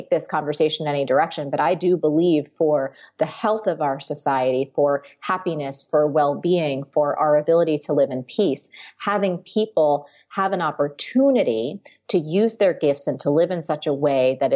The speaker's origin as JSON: {"language": "English", "region": "New Jersey", "country": "United States", "tie": "born or raised there", "moved": "as an adult", "lives_now": "New York, United States", "said": "I grew up in New Jersey. I've lived my whole life there"}